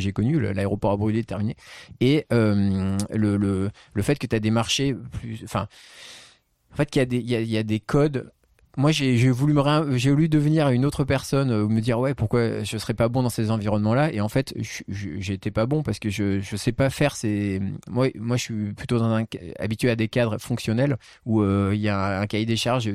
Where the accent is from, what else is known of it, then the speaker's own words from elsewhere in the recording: Marseille, Provence-Alpes-Côte d'Azur, France; now in Paris, France; je viens de Marseille je suis né à Marseille je me sens très marseillais